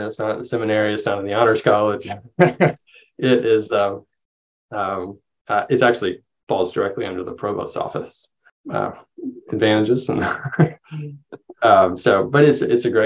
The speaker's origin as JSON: {"language": "English", "region": "the Carolinas", "country": "United States", "tie": "born or raised there", "also_born_or_lived": "Vancouver, Canada / Waco, Texas", "moved": "as an adult", "said": "So, I grew up in the Carolinas, North and South Carolina"}